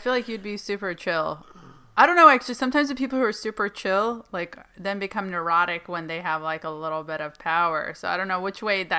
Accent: Palestine; moved away; me growing up in Palestine in a war zone and under lockdown

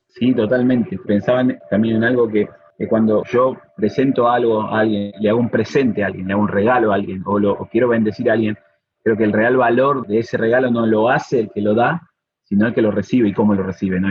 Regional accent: Argentina; Somos dos argentinos acá

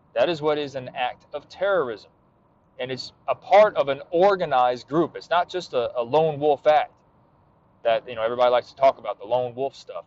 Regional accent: United States; And I was born in America.

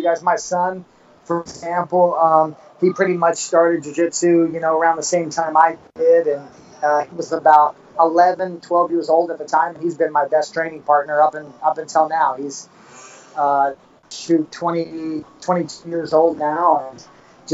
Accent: East Tennessee, United States; moved away as an adult; also born or lived in Merrillville, Indiana; now in Punta Cana, Dominican Republic; I was raised in East Tennessee.

